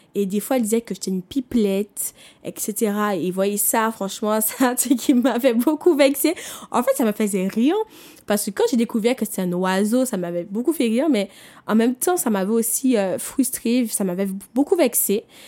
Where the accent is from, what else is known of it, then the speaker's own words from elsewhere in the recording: Martinique; je viens des Antilles, je viens de la Martinique